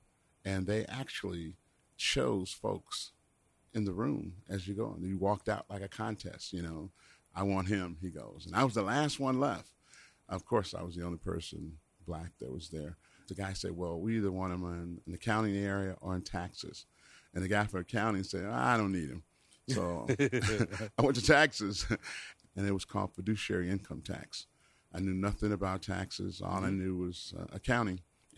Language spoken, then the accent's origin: English; Chicago, Illinois, United States; Well, I was born and raised here in Chicago. I went to Crane High School.